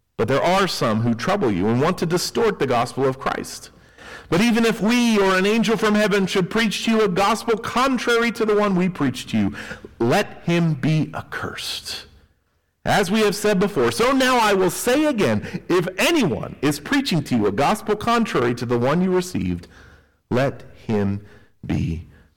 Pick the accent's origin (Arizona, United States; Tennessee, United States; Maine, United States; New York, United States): Tennessee, United States; I grew up in Tennessee, and Tennessee is known for its rolling hills.